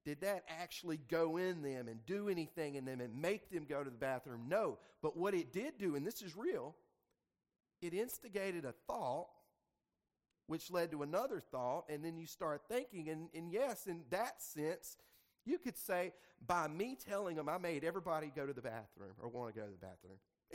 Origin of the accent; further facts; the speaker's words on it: the Delta, Mississippi, United States; moved away; also born or lived in Jackson, Mississippi; I was born and raised in the Delta